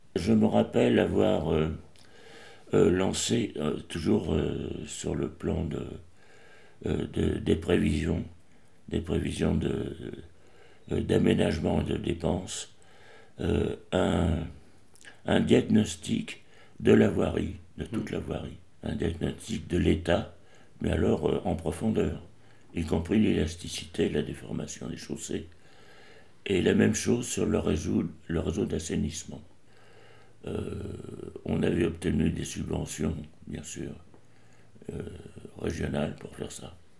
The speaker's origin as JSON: {"language": "French", "town": "Paris", "region": "Île-de-France", "country": "France", "tie": "born or raised there", "lives_now": "Montreuil, France", "said": "je suis né à Paris le 7 février 1936."}